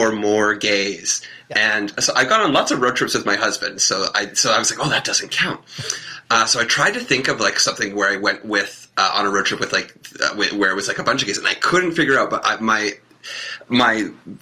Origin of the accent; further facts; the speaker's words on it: West Coast, United States; I grew up on the West Coast